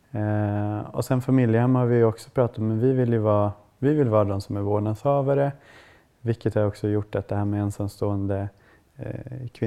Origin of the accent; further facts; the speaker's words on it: Kiruna, Norrbotten County, Sweden; also born or lived in Sundsvall; now in Stockholm, Sweden; Och jag kommer från Kiruna